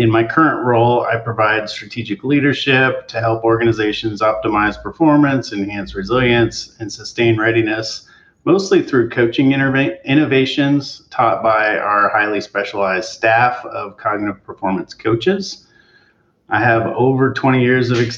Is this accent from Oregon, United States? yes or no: yes; Eugene, Oregon, United States; I grew up in Eugene, Oregon, and basically on the campus of the University of Oregon.